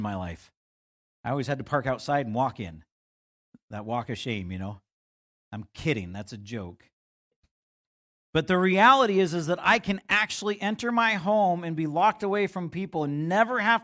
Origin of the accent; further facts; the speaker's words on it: United States; us as American Christians